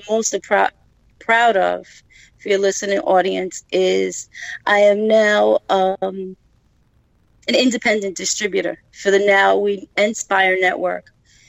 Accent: New York City, New York, United States; I was born and raised in Brooklyn.

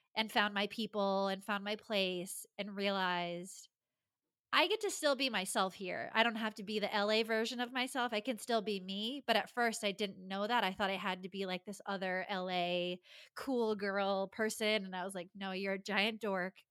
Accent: Rhode Island, United States; moved away as an adult; now in Los Angeles, United States; I grew up in Rhode Island, the tiniest, tiniest of states

